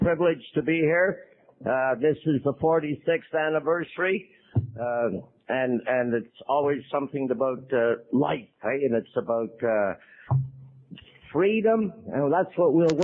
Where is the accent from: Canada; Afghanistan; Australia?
Canada; Montreal, Quebec; I was born in Montreal